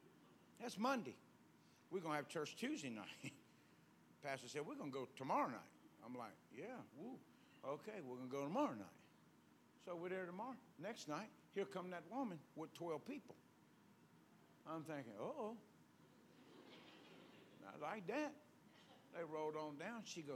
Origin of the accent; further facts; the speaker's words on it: the South, United States; We're from the South. We still believe in whipping.